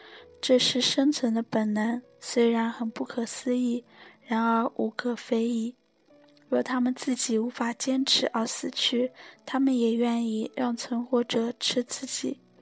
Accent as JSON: {"language": "Chinese", "region": "Zhejiang", "country": "China", "said": "作为浙江人，今年不得不提的天气，明显感觉今年要热。"}